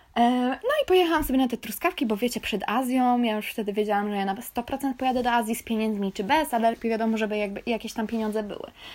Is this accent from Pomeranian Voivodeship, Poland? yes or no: yes; Kashubia, Pomeranian Voivodeship, Poland; also born or lived in Staniszewo; Ja jestem z Kaszub